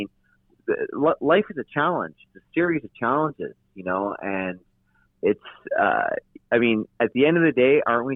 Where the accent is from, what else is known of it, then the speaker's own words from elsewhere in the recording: North Vancouver, British Columbia, Canada; I was born in North Vancouver, but I did live in Toronto for about close to 4 months after the ride.